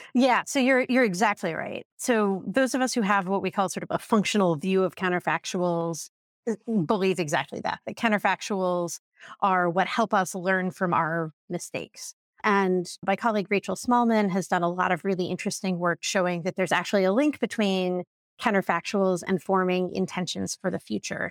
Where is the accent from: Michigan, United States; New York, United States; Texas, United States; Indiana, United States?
Indiana, United States; I grew up in Indiana